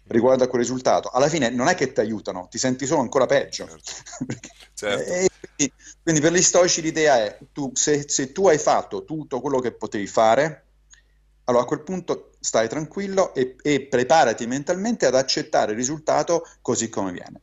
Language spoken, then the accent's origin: Italian; Rome, Lazio, Italy; moved away as an adult; also born or lived in New York, United States; now in United States; sono ovviamente cresciuto a Roma e quindi cattolico